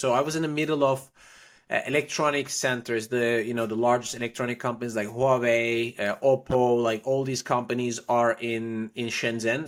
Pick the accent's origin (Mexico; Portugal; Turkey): Turkey; Istanbul; moved away as an adult; also born or lived in Paris, France / Prague, Czech Republic / China; now in Miami, United States; I was born in Istanbul, Turkey.